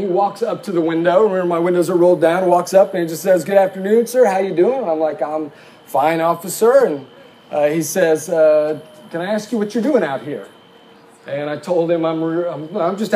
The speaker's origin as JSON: {"language": "English", "town": "Muskogee", "region": "Oklahoma", "country": "United States", "tie": "born or raised there", "said": "I grew up in Muskogee, Oklahoma"}